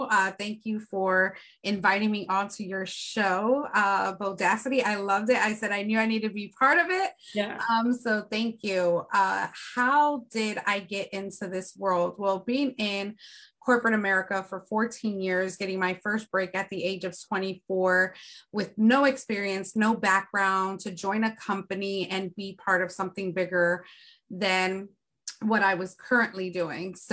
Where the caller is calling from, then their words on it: Philadelphia, Pennsylvania, United States; I am tuning in from Philadelphia, Pennsylvania.